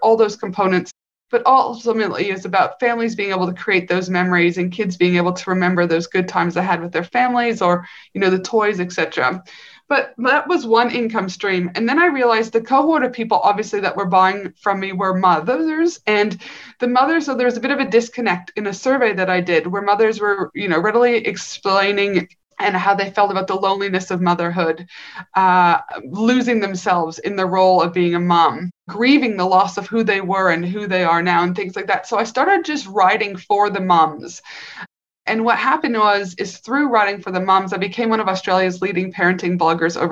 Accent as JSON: {"language": "English", "country": "Canada", "also_born_or_lived": "North Carolina", "said": "I'm from Canada, I was a clinician in North Carolina for a couple"}